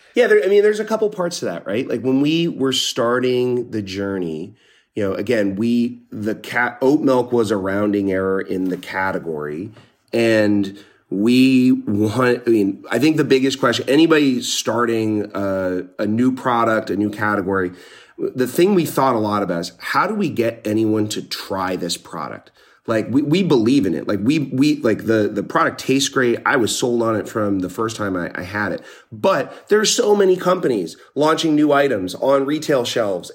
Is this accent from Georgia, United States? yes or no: no; Northeast Pennsylvania, United States; moved away; I grew up in Northeast Pennsylvania, pretty small town